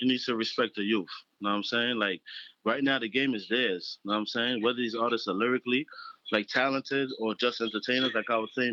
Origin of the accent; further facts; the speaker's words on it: New York City, New York, United States; I'm a Flatbush native. You know what I'm saying? So I was raised around Bushwhackers